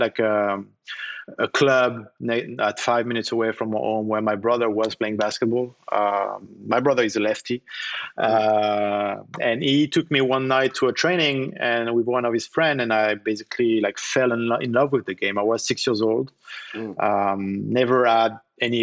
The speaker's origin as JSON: {"language": "English", "town": "Nantes", "region": "Pays de la Loire", "country": "France", "tie": "born or raised there", "said": "we have a beautiful park in my hometown in Nantes"}